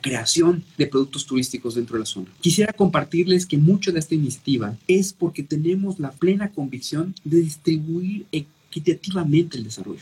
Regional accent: Yucatán, Mexico

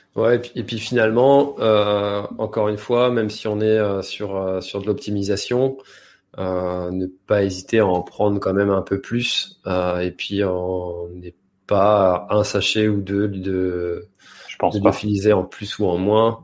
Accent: France; nous, en tant que Français

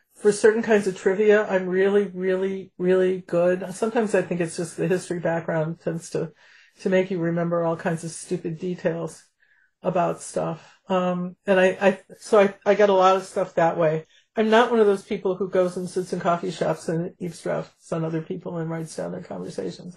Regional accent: Chicago, Illinois, United States; also born or lived in Champaign, Illinois; I'm from Chicago

